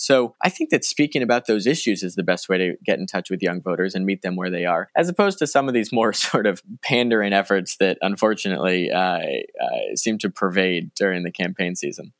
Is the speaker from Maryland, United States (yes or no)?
no; Westport, Connecticut, United States; I grew up in Westport, Connecticut, an incredibly privileged suburb here in Fairfield County